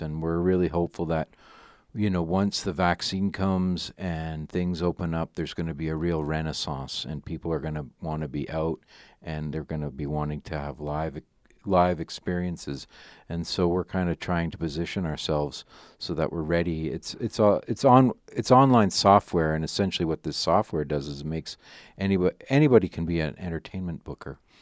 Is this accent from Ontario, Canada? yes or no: yes; Ottawa, Ontario, Canada; I grew up in Ottawa